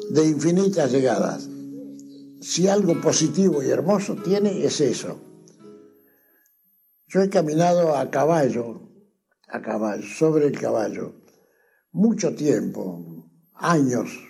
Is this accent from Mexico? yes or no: no; La Pampa, Argentina; also born or lived in Tucumán; En mi tierra, aquí en La Pampa